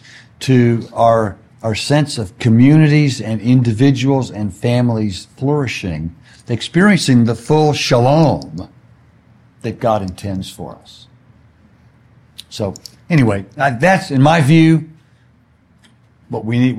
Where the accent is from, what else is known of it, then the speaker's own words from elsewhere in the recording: Houston, Texas, United States; now in California, United States; I grew up in Houston, where Enron was based